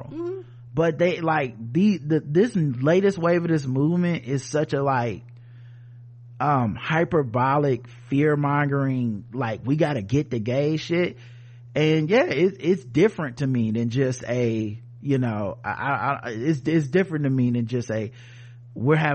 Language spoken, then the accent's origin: English; Midwest, United States; I'm from the Midwest, family from New York and Pennsylvania.